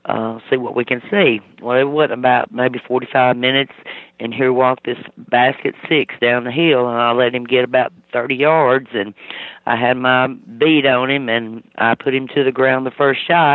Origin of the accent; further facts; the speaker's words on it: Mississippi, United States; moved away; I'm originally from Mississippi